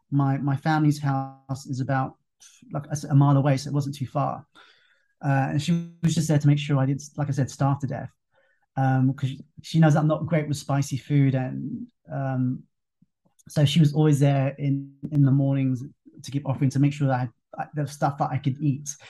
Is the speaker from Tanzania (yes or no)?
no; England, United Kingdom; now in Thailand; they knew that you know I, I come over from England and you know I, I didn't quite get what was going on